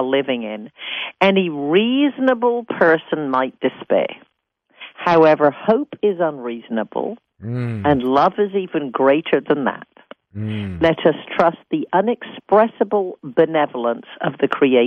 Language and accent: English; England, United Kingdom; moved away as an adult; also born or lived in San Francisco, United States; now in United States; I'm British. Born in a small town in England, became a hairstylist at the age 15, came to America at 20